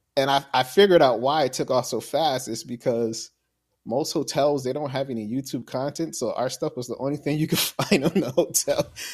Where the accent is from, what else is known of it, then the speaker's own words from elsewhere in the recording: New Jersey, United States; moved away as an adult; now in Florida, United States; I'm actually from New Jersey. Okay. Yeah born and raised in Jersey